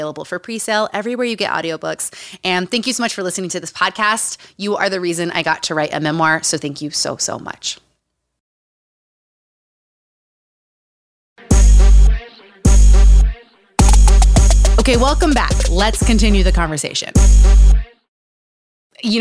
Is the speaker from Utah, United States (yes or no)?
yes; Utah, United States; Growing up in Utah.